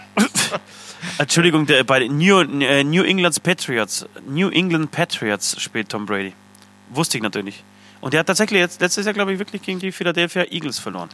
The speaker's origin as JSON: {"language": "German", "country": "Poland", "moved": "yes", "said": "komme ich aus Polen"}